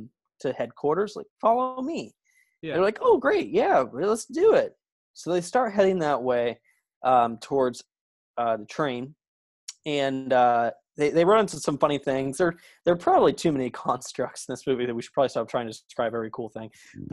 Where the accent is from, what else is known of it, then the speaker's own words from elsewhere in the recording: Canada; I'm Canadian.